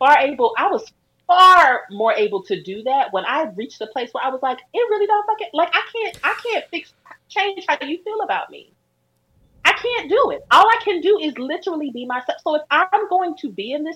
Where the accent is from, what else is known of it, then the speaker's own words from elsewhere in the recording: Milwaukee, Wisconsin, United States; I grew up in Milwaukee, Wisconsin. I grew up in the fucking Midwest.